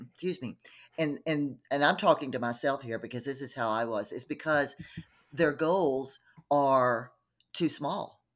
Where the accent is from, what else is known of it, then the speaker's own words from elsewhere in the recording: Texas, United States; also born or lived in Colorado; now in Denver, United States; I'm originally from Texas. uh, grew up in Texas